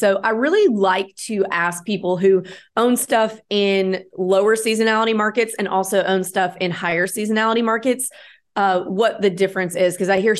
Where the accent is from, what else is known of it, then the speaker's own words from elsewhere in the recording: the South, United States; this is a lot of psychology, like from watching my mom and just growing up in the South.